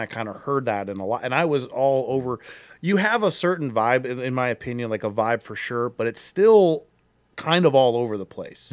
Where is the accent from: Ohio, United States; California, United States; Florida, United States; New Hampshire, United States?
Ohio, United States; Akron; I'm also from Akron